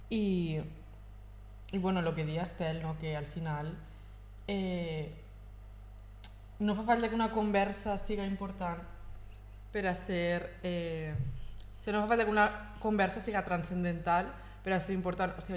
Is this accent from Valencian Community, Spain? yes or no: yes; a Valencian town, Valencian Community, Spain; jo quan passe per davant de les escoles del meu poble